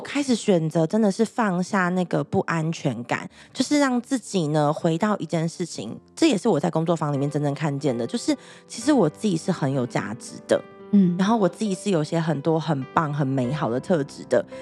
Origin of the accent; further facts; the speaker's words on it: Taichung, Taiwan; 我那时候我是台中人，所以我要嗯。在台中就是读书嘛，上课